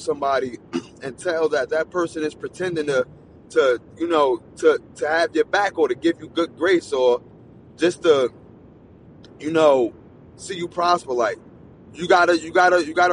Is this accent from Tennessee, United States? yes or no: no; New Jersey, United States; Where I'm from New Jersey